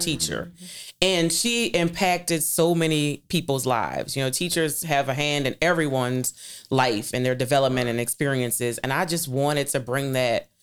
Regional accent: New Orleans, Louisiana, United States; I was born and raised in New Orleans East from nineteen seventy-nine

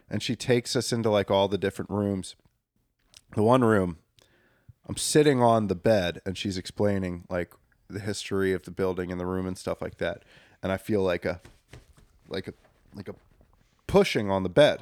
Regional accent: Bucks County, Pennsylvania, United States; growing up in Bucks County, one of the most haunted counties

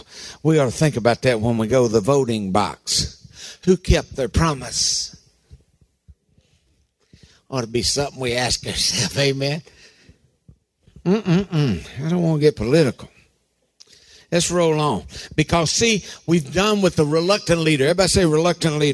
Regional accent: Harlan County, Kentucky, United States; I was raised in Harlan County

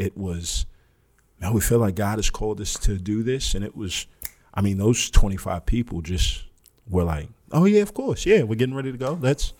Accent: Houston, Texas, United States; born there; No, I was born in Houston.

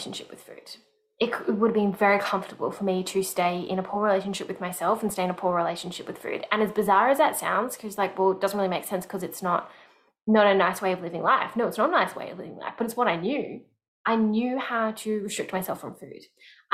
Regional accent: Melbourne, Victoria, Australia; moved away as an adult; moving out of my hometown, Melbourne

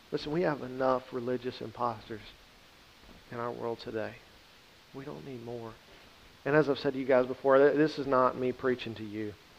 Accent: the Bible Belt, United States; Growing up in the Bible Belt

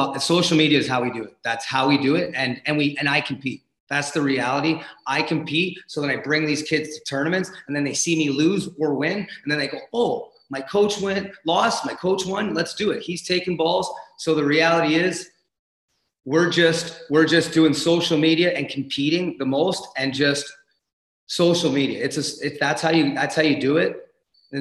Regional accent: Windsor, Ontario, Canada; moved away as an adult; I'm from Windsor, Ontario

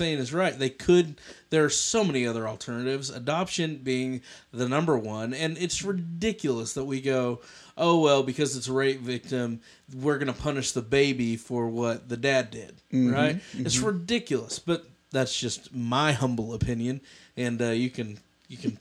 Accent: Kansas, United States; I'm from Kansas.

